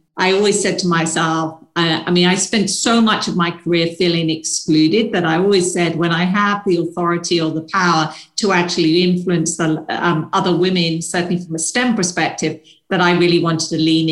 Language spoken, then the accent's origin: English; United Kingdom; moved away; probably tell from my accent, I'm from the UK originally